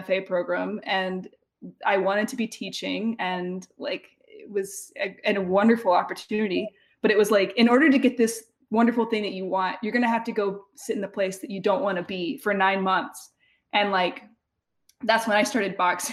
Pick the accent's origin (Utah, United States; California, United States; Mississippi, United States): Mississippi, United States; moved away; Ole Miss is like a, you know, hour drive or less from my hometown